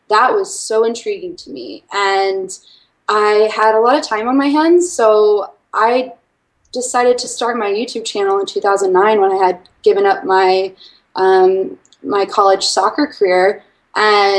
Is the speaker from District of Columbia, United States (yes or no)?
yes; Washington, District of Columbia, United States; moved away as an adult; also born or lived in Arkansas; I am originally from Washington, D.C. area